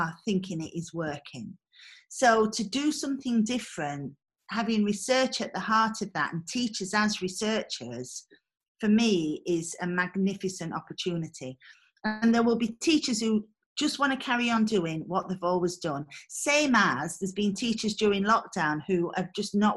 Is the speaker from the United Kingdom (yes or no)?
yes; Mexborough, Yorkshire and the Humber, United Kingdom; I come from Mexborough